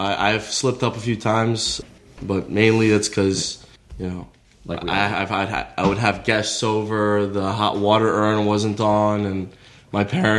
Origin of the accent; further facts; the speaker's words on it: New York, United States; growing up in New York, I didn't have a lot of it